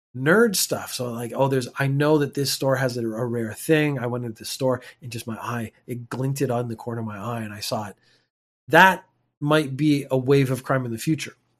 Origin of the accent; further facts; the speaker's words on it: Canada; moved away; I'm a Canadian.